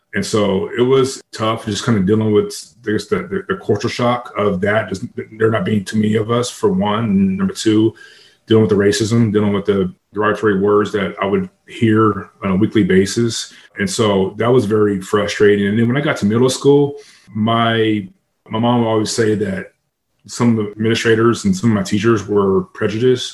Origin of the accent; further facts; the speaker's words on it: San Diego, California, United States; I grew up in San Diego